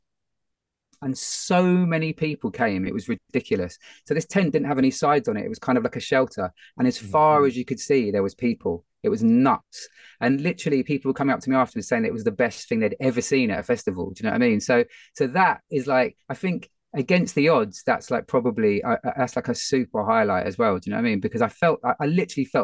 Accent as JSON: {"language": "English", "region": "London", "country": "United Kingdom", "tie": "born or raised there", "said": "it's my hometown."}